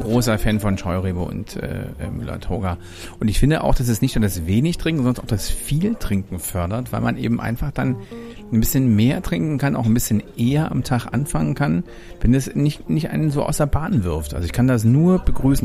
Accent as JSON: {"language": "German", "country": "Germany", "also_born_or_lived": "Hamburg", "said": "als Deutscher"}